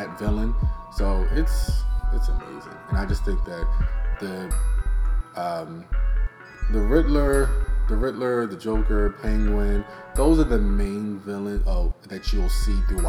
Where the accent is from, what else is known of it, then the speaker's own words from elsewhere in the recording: Baltimore, Maryland, United States; we're from Baltimore, we know the city, we know the neighborhoods